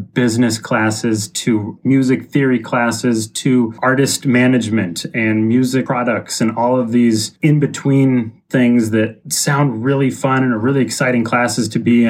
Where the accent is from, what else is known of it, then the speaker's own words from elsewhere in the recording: Seattle, Washington, United States; also born or lived in Boston; I'm from Seattle. I grew up on Queen Anne in the city, stayed around here until I was 18, ready to go to college, you know, moved back east